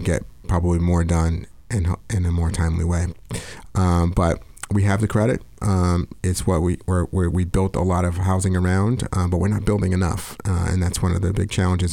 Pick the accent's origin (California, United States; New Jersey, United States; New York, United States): New York, United States; moved away as an adult; New York guy, um, born and raised